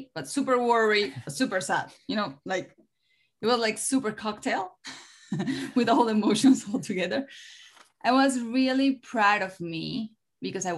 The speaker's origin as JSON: {"language": "English", "country": "Colombia", "also_born_or_lived": "Miami", "second_language": "English", "said": "when I came back to Colombia"}